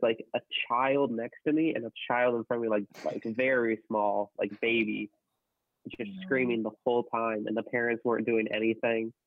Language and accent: English; Central Illinois, United States; where I'm from, I'm from Central Illinois